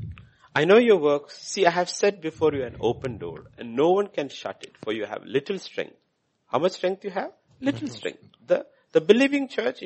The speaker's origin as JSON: {"language": "English", "country": "India"}